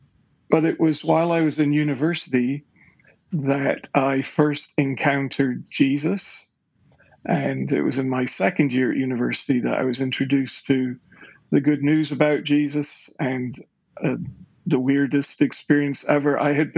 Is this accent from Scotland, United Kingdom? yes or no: yes; Currie, Scotland, United Kingdom; Well, I was raised in Scotland. Okay. In the suburbs of its capital city, which is Edinburgh. So I grew up in a village called Curry, which is in the Pentland Hills, out on the south and west side of Edinburgh.